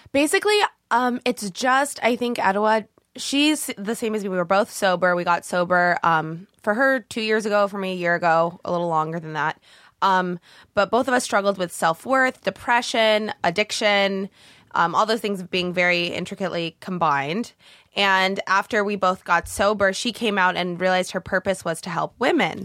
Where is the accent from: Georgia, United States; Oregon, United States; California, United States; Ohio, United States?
Oregon, United States; Canby; moved away as an adult; now in Los Angeles, United States; I'm from Oregon, um, born and raised in a little town in Oregon.